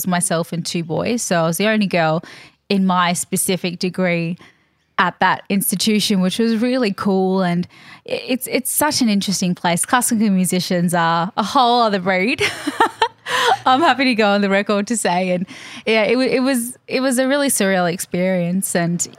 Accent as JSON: {"language": "English", "region": "Queensland", "country": "Australia", "tie": "born or raised there", "said": "But I was a freshie kid, so just up the road."}